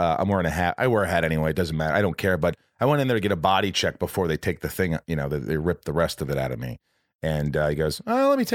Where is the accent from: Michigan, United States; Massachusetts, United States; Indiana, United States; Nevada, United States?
Indiana, United States; also born or lived in Connecticut / New York; my whole family was from New York, but we moved from, like, we lived in Connecticut for 2 years, and then we moved to Indiana